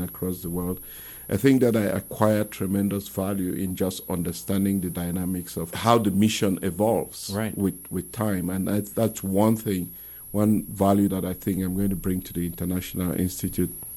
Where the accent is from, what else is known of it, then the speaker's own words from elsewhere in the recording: Cameroon; moved away as an adult; now in St. Louis, United States; I'm originally from Cameroon, and I moved here in 2002